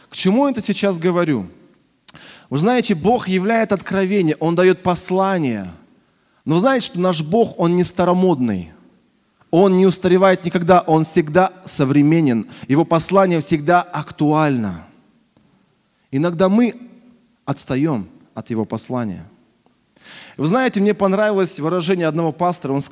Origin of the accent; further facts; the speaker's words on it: Russia; also born or lived in Krasnoyarsk; я родился в Красноярске, но большую часть жизни прожил в небольшом провинциальном городе в своей молодости.